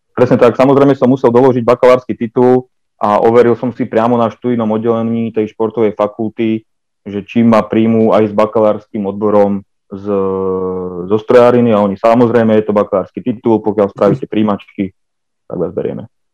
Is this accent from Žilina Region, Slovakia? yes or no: no; Prievidza, Trenčín Region, Slovakia; som, som z Previde